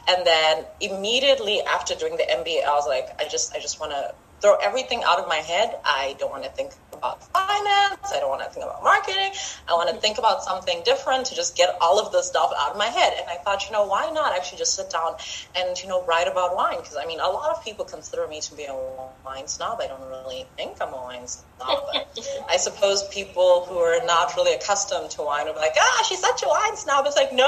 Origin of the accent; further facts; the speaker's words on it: Zimbabwe; now in Botswana; Well, I'm from Zimbabwe, but I live in Botswana, so I am African.